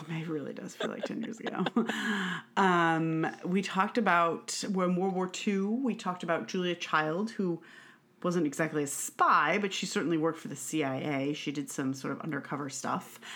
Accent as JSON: {"language": "English", "region": "Northeast", "country": "United States", "moved": "yes", "lives_now": "Washington, D.C., United States", "said": "I come from the Northeast"}